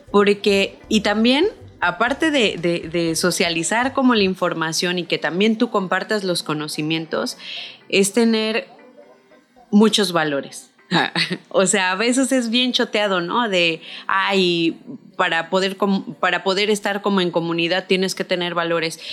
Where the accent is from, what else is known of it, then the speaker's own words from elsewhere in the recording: San Luis Potosí, Mexico; moved away as an adult; now in Cancún, Mexico; yo nací en San Luis Potosí, eh, me fui a Cancún